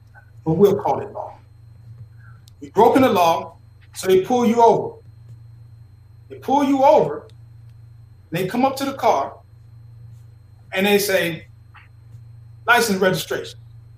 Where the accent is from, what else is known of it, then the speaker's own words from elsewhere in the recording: the South, United States; Listen, I'm from the South, homie. I'm from the dirty, dirty South. Not that South when people talk about Atlanta South.